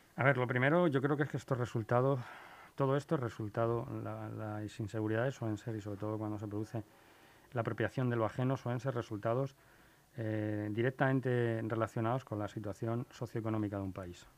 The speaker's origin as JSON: {"language": "Spanish", "country": "Spain", "said": "en mi país"}